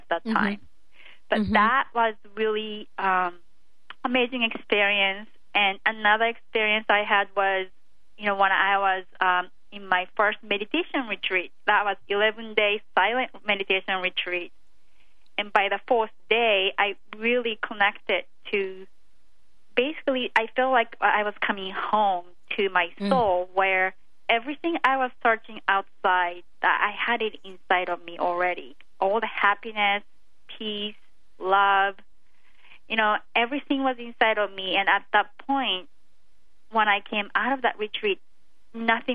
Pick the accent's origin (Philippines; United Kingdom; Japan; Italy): Japan; moved away; I came from Japan where it's, you know, the emotions are not considered to be like valued very well